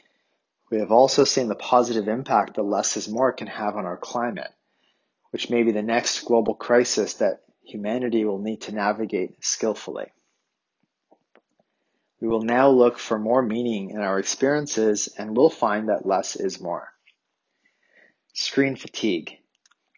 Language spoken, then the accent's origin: English; Canada; accent: Canadian; my Canadian accent